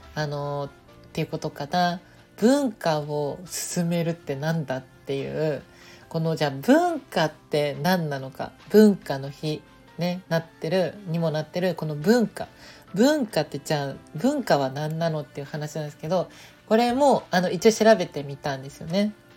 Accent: Nagoya, Aichi, Japan; moved away; 地元の愛知県名古屋でねこうあの住んでた時まだいた時に

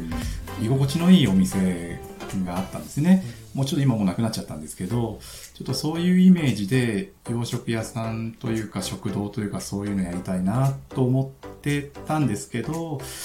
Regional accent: Mobara, Chiba, Japan; moved away; 僕、千葉の茂原市っていう本当超ど田舎の出身なんですけど

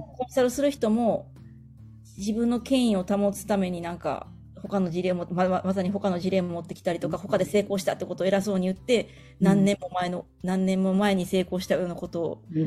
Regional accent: Nara, Japan; moved away; also born or lived in Osaka / Tokyo; 私は、えー、奈良出身で

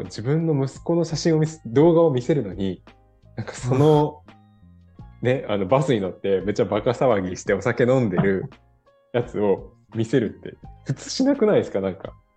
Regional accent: Kansai, Osaka, Japan; now in Denmark; 私、関西出身なんで、大阪のね

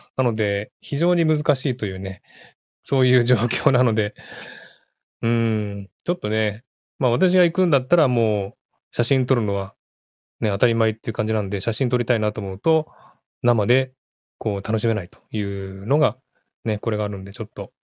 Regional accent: Tokyo, Japan; born or raised there; now in Sydney, Australia

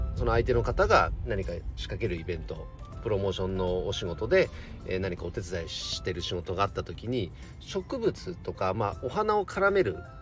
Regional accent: Nagano, Japan; also born or lived in Chikuma; 地元長野県で特に僕が住んでいる千曲市

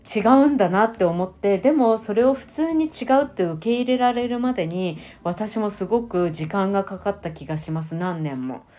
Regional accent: Japan; 私は本当に日本に生まれてよかった

